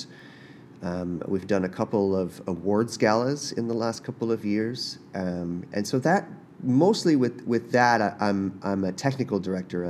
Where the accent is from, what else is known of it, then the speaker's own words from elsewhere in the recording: Prince Edward Island, Canada; I'm from Prince Edward Island